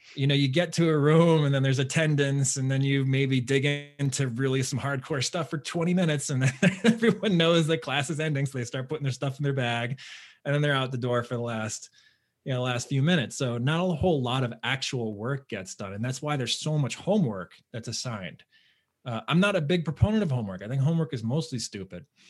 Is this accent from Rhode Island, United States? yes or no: no; Southern Connecticut, United States; I grew up in Southern Connecticut, so it, you know, in the New York metro area.